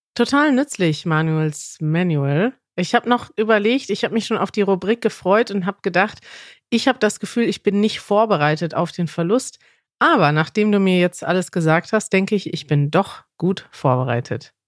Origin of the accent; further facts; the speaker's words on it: Germany; ich komme aus Deutschland